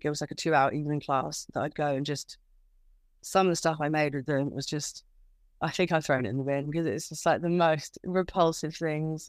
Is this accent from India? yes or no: no; Kent, South East England, United Kingdom; moved away as an adult; also born or lived in London; now in Margate, United Kingdom; I'm originally from Kent. So, I moved to London when I was eighteen